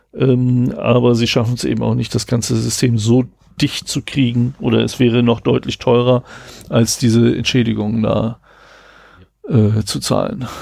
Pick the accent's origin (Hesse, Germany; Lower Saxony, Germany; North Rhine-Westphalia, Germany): Lower Saxony, Germany; Rastede; moved away; genau da, wo ich herkomme, in Rastede